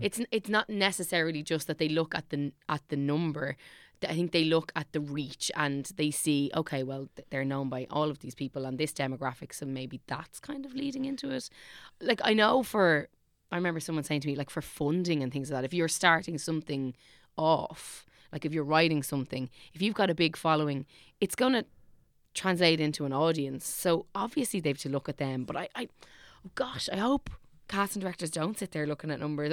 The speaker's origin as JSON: {"language": "English", "town": "Dublin", "region": "Leinster", "country": "Ireland", "said": "I am from Clonsilla"}